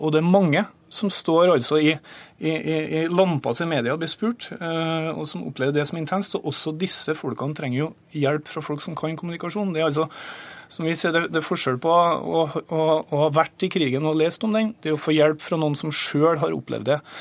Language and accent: Norwegian; Grong, Trøndelag, Norway; jeg satt i kommunestyret hjemme i Grong i Namdalen